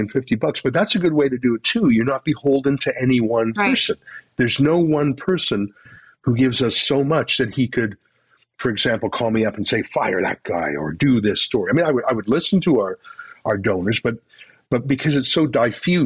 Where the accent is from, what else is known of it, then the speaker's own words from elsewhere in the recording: Canada; I'm Canadian